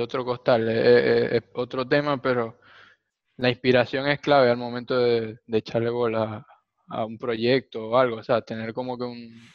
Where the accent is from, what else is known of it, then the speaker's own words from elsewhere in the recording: Maracaibo, Zulia, Venezuela; los dos somos de Maracaibo